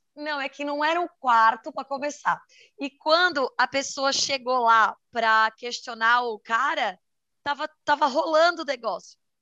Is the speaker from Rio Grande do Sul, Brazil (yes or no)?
no; Santa Catarina, Brazil; sou de Santa Catarina